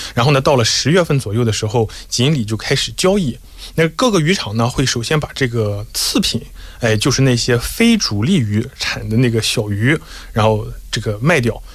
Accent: China; 我们中国人过年的时候

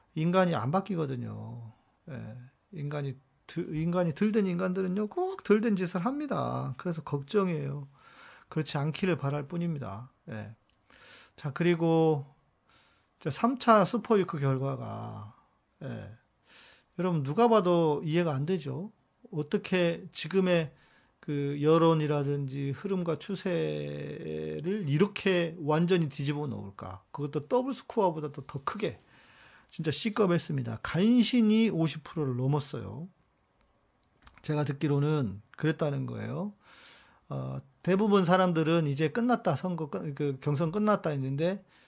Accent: South Korea; 우리는 한국 사람들은

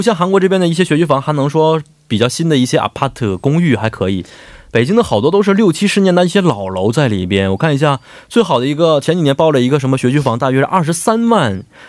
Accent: Liaoning, China; also born or lived in Haidian, Beijing; now in Seoul, South Korea; 我是辽宁的，每年我们高三的时候做的卷子都是什么海淀区的

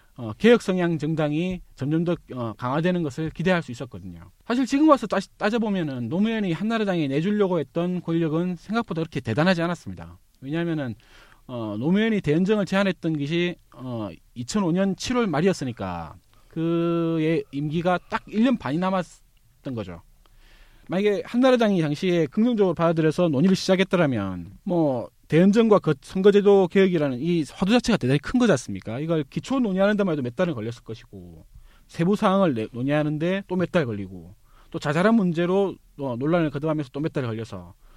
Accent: Busan, South Korea; 사실 저 스스로도 부산 출신인데

